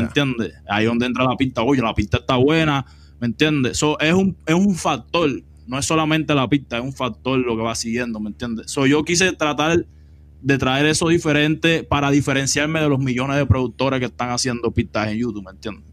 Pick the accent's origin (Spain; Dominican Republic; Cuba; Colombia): Cuba; moved away as an adult; now in Los Angeles, United States; Yo vine directo de Cuba